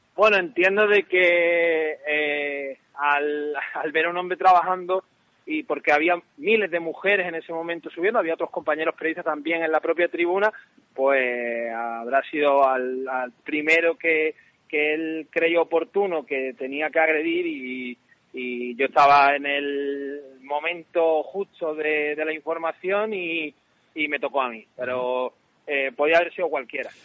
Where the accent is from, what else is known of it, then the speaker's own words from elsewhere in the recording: Málaga, Andalusia, Spain; yo soy malagueño